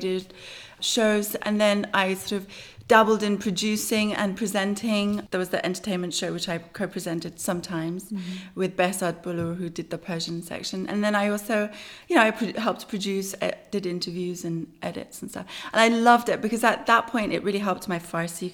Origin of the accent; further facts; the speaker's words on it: London, United Kingdom; moved away as an adult; also born or lived in Tehran, Iran / San Francisco; now in Los Angeles, United States; I was born in Iran, Tehran, Iran, and I grew up in London. So I moved there at a very young age with my mum.